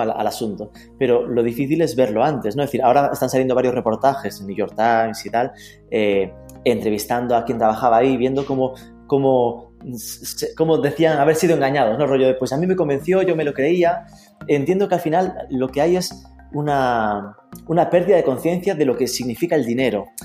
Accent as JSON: {"language": "Spanish", "region": "Galicia", "country": "Spain", "tie": "born or raised there", "said": "Desde mi posición de gallego nativo, indígena"}